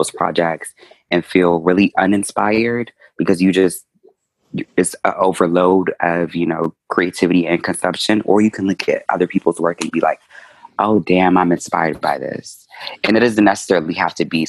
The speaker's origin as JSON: {"language": "English", "region": "Maryland", "country": "United States", "tie": "born or raised there", "said": "I was born in Maryland."}